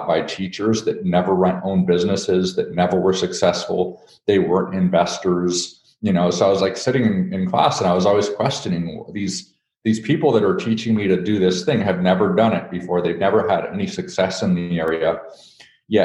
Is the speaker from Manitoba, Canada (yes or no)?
yes; Thompson, Manitoba, Canada; I'm Canadian born. I was born in Thompson, Manitoba, which is way up northern Canada